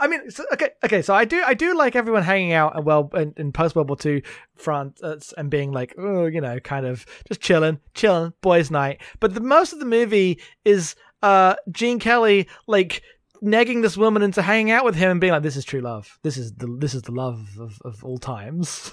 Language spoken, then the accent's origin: English; United Kingdom; I'm too British